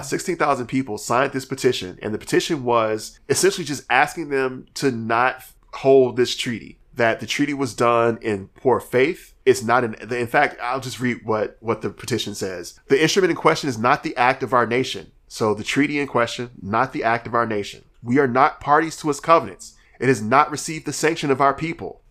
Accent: Alabama, United States; I'm from Alabama

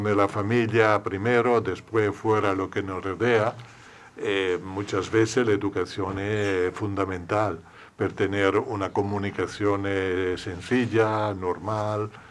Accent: Italy; Spanish is a second language; moved away; Yo que soy italiano

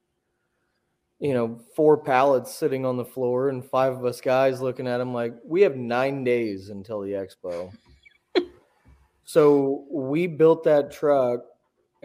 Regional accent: Warsaw, Missouri, United States; I grew up in Warsaw, Missouri, just kind of south of Kansas City, a couple hours

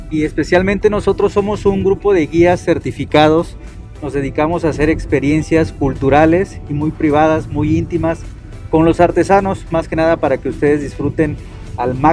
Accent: Oaxaca, Mexico; explorando lo que es eh, la historia real de nosotros, tanto como oaxaqueños como mexicanos.

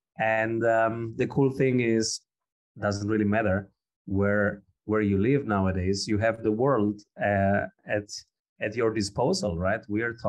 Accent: Rome, Lazio, Italy; English is a second language; also born or lived in Calabria / Austria; I was born in Italy, in Rome, and my father is from South Italy, Calabria. And I was living in Calabria and in Rome and in Austria, because my mother is Austrian, for most of my young life.

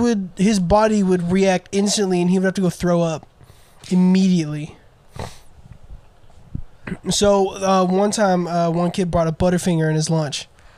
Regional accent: the South, United States; we're from the South

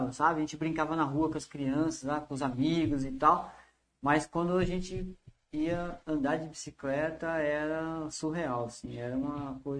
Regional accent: Americana, São Paulo, Brazil; então eu sou nascido em Americana e eu morava na Cariobinha.

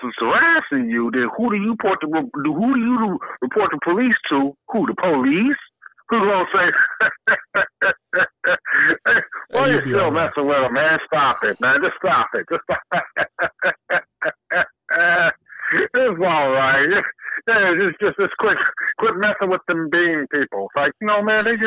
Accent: Detroit, Michigan, United States; I grew up on Mack and Van Dyke

